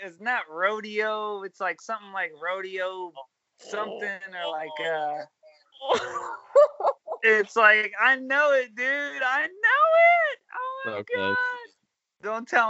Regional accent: Pinehurst, North Carolina, United States; It's North Carolina. It's Pinehurst, North Carolina.

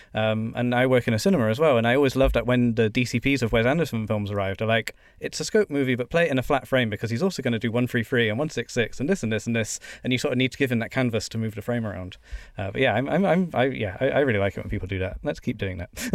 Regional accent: United Kingdom; being British

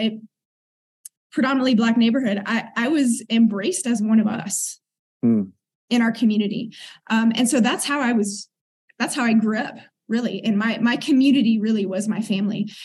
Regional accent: Oakland, California, United States; moved away as an adult; also born or lived in South Africa; grew up in East Oakland, a predominantly black neighborhood

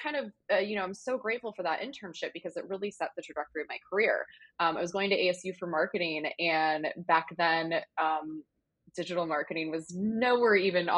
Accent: Wisconsin / Arizona, United States; I was born in Wisconsin and we moved to Arizona, mid 90s. So I was around 10

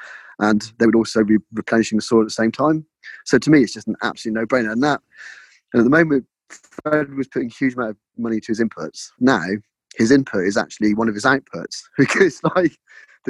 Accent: Cornwall, South West England, United Kingdom; moved away as an adult; also born or lived in London; now in Devon, United Kingdom; I was born in Cornwall. I went to London for 12 years

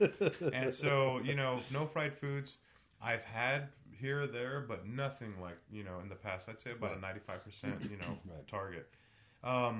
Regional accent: San Antonio, Texas, United States; growing up in San Antonio, Mexican American culture

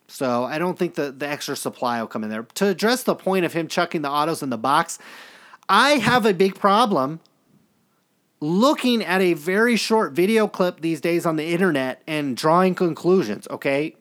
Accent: Stockton, California, United States; I grew up in Stockton, California

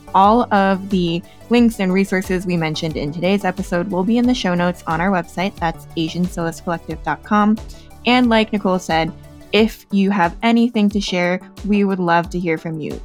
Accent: United States; also born or lived in Chicago; growing up in the States

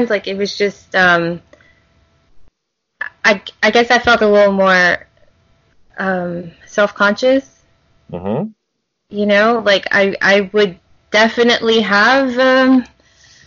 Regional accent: Louisiana, United States; growing up in Louisiana

